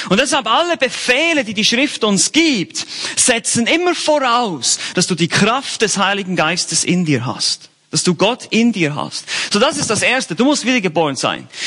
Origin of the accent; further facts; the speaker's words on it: Bern, Switzerland; ich bin eigentlich ein Berner und Bernern wird nachgesagt in der Schweiz, dass sie ganz langsam sprechen